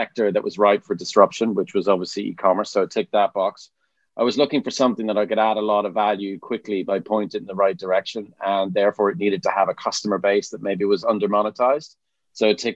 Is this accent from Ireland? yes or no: yes; Dublin, Leinster, Ireland; now in Stroud, United Kingdom; you can tell from my accent, from Dublin, Ireland